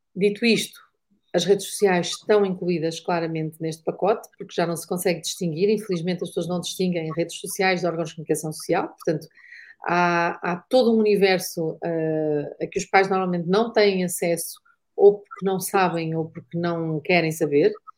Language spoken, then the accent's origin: Portuguese; Porto, Norte, Portugal; Eu sou do Porto